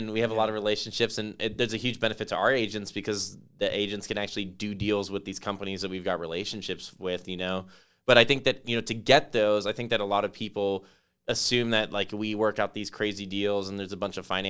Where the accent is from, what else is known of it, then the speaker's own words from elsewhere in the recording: Las Vegas, Nevada, United States; I remember growing up in Las Vegas